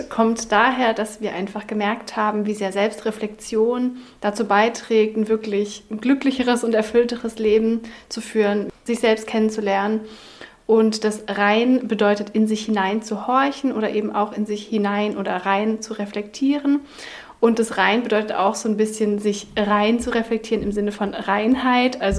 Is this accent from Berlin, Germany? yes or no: yes; Berlin, Germany; Wir kommen beide aus Berlin.